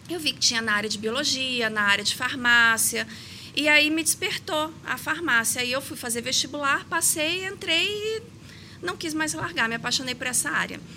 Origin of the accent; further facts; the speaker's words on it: Ponta Grossa, Paraná, Brazil; como o meu pai é militar, eu morei em vários lugares do país, tanto que eu sou paranaense.